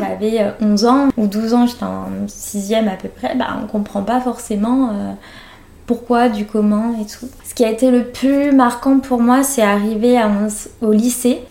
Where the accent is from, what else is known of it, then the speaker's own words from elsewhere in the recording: France; also born or lived in northeast Brazil; j'étais élevée par des Français